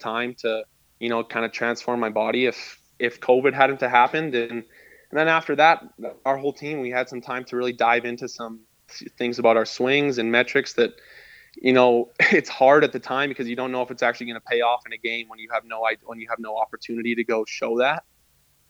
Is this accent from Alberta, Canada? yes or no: yes; Lethbridge, Alberta, Canada; moved away as an adult; also born or lived in Vancouver, British Columbia; being from Lethbridge and growing up in Lethbridge